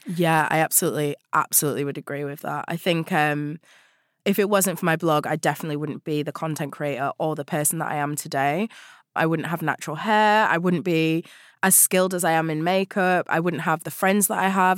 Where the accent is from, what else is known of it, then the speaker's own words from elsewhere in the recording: Huddersfield, Yorkshire and the Humber, United Kingdom; I grew up in West Yorkshire in a town called Huddersfield